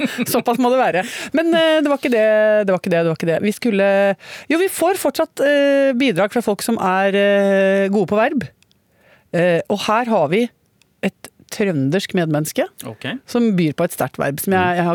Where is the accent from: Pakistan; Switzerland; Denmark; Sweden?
Switzerland; Basel, Basel-Stadt; born there; siden jeg er født i Sveits